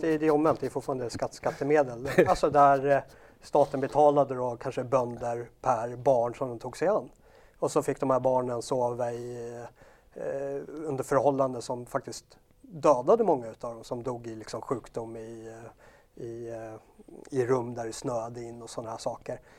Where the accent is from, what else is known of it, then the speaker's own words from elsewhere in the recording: Sweden; vi är svenskar